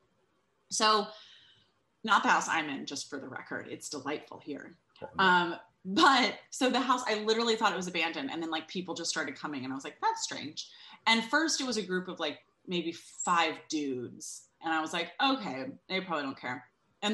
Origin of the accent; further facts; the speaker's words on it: New York City, New York, United States; I'm from New York City